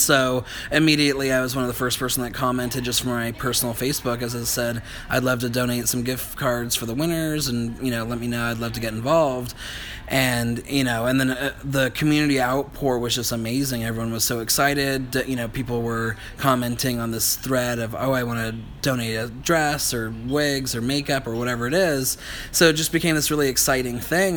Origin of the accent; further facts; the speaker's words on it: Healdsburg, California, United States; also born or lived in Los Angeles; I went to Healdsburg High, and I was born in Healdsburg too. And so I kind of knew when I grew up in Healdsburg